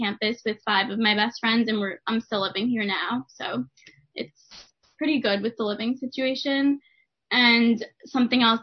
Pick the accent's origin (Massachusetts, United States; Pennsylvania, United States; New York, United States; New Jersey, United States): New York, United States; Westchester; I'm from Westchester, New York, and I was in dorm 2014